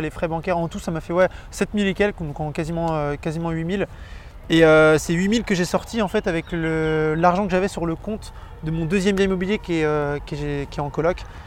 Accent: Vannes, Brittany, France; je suis de Vannes.

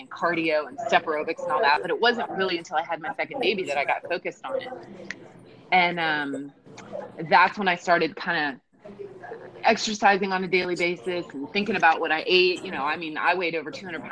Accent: Ohio, United States; I'm a Midwestern girl. I grew up in Ohio.

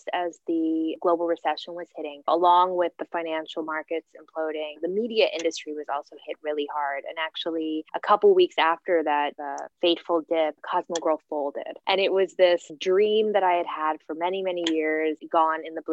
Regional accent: Guam; also born or lived in San Francisco, California, United States; I was born in San Francisco, but then grew up on the island of Guam, which is a U.S. Pacific Island territory.

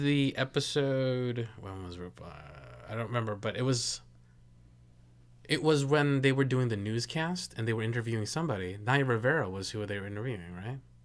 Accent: Philippines; I'm Filipino

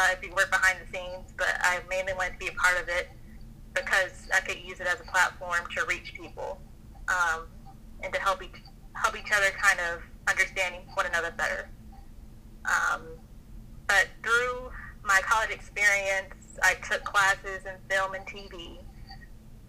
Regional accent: Atlanta, Georgia, United States; also born or lived in Augusta; I'm originally from Atlanta

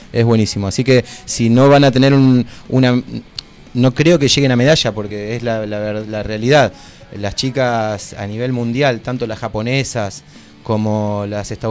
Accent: Argentina

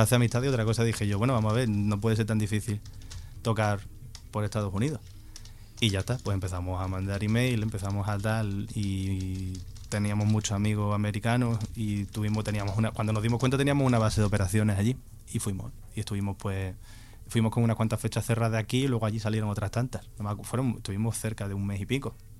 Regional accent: Cádiz, Andalusia, Spain; yo soy de Cádiz

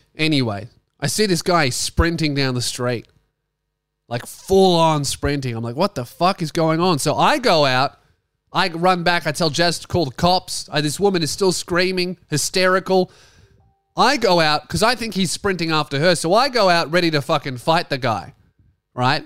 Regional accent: Frankston, Victoria, Australia; moved away as an adult; now in Tasmania, Australia; my hometown

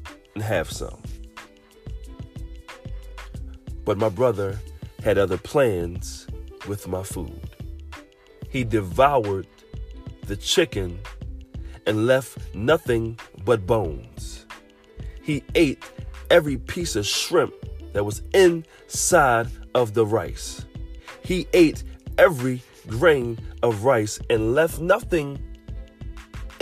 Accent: Philadelphia, Pennsylvania, United States; I grew up in Southwest Philadelphia

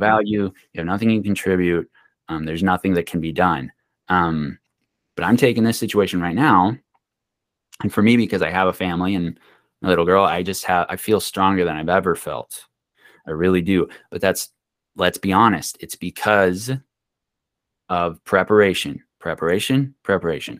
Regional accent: Pine, United States; we grew up in Pine, um, you have farming

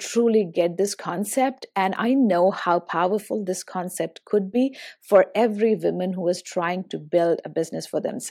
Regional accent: India; as Indian

